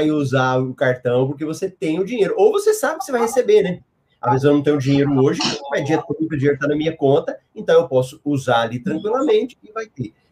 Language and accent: Portuguese; Goiânia, Goiás, Brazil; born there; O Ricardo Faria, meu conterrâneo lá de Goiânia. Eu moro no Mato Grosso, mas eu nasci em Goiânia.